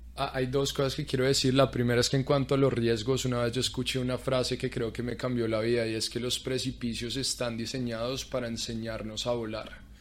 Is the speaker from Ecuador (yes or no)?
no; Colombia; moved away as an adult; also born or lived in Arkansas; now in Orlando, United States; también soy colombiano